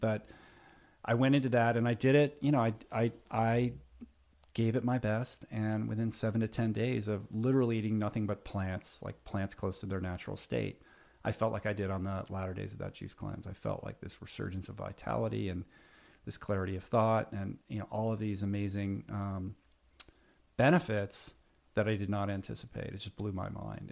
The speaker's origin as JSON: {"language": "English", "town": "Washington", "region": "District of Columbia", "country": "United States", "tie": "born or raised there", "said": "I grew up in Washington, D C"}